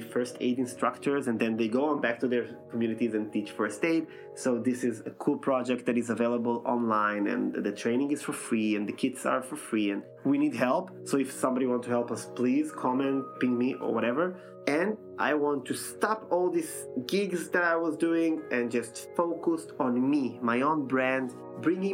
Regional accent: Israel; moved away as an adult; now in Vienna, Austria; I'm coming from Israel

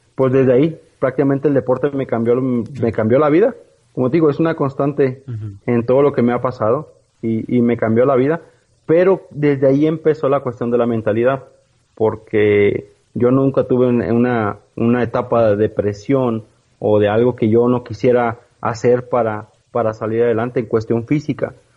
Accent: Villaldama, Nuevo León, Mexico; criado en el rancho, como decimos, en, la ciudad de Villaldama, Nuevo León

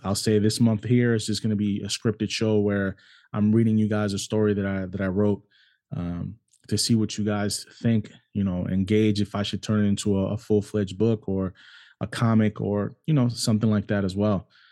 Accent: United States; also born or lived in New York City, United States / Cleveland, Ohio, United States; I grew up in New York City and I also grew up in Cleveland, Ohio. Those were both my hometowns

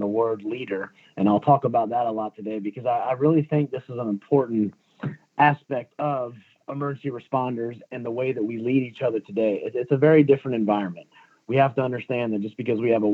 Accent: Charleston, South Carolina, United States; I'm from Charleston, South Carolina.

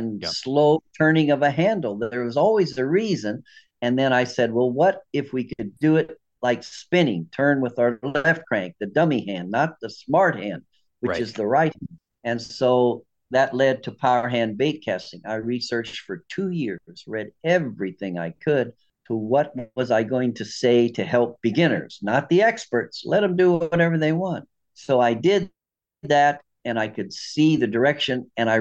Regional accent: New Athens, Illinois, United States; also born or lived in East St. Louis, Illinois; that's where I grew up, mostly fishing with a little bit of hunting, but small town atmosphere

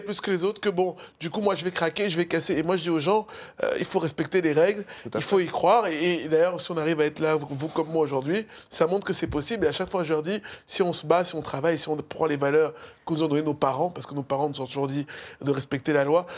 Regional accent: Cameroon; now in France; je suis un du Cameroun.

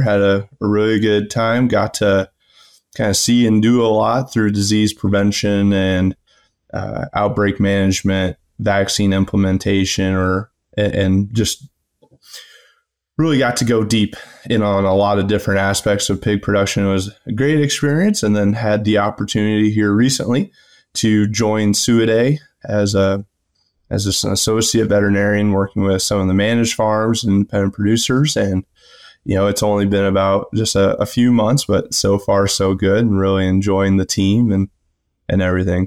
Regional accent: Rockwell City, Iowa, United States; I'm from Rockwell City originally in West Central Iowa. uh, grew up on a family farm.

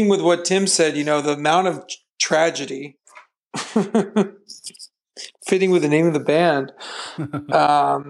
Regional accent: Downey, California, United States; growing up in Downey, where I was born

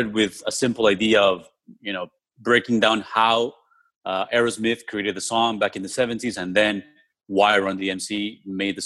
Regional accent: Colombia; I was born in Colombia in South America

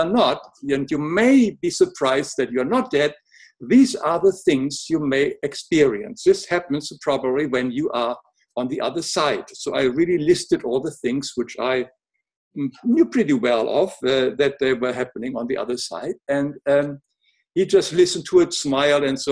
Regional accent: Germany; English is a second language; moved away; also born or lived in Africa / America; as you can hear, I was born in Germany, but I lived in Africa and America for a long time now

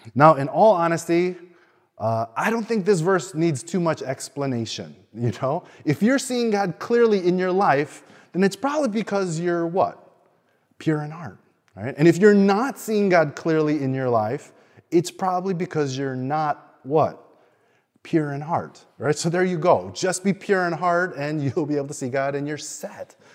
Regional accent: Chicago, Illinois, United States; now in Sydney, Australia; I grew up in Chicago

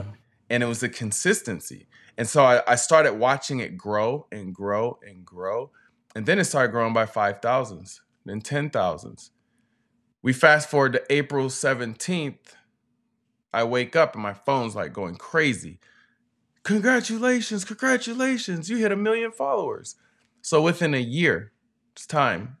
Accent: West Coast, United States; also born or lived in North Carolina; We're from the West Coast

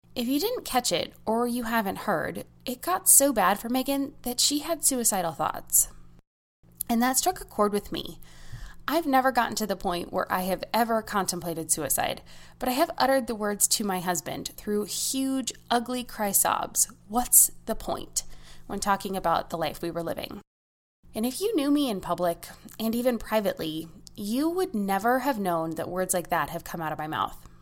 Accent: United States; As an American

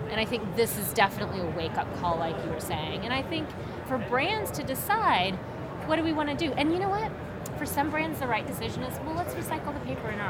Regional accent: Oklahoma, United States; and I grew up in Oklahoma

